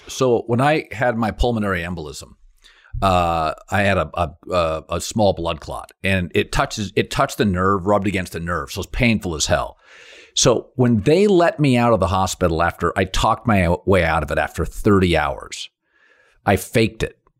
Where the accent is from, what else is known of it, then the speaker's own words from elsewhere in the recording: West Coast, United States; I grew up in the West Coast